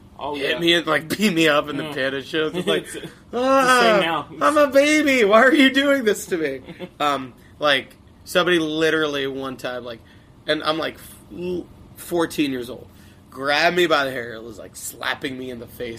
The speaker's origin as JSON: {"language": "English", "town": "Long Island", "region": "New York", "country": "United States", "tie": "born or raised there", "said": "Long yeah, Long Island was awesome for that."}